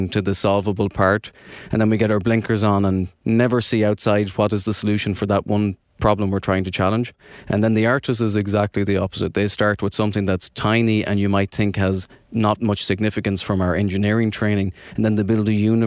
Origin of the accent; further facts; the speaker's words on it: Ireland; accent: brogue; moved away as an adult; now in New Jersey, United States; I'm from Ireland, living in New Jersey the last couple of years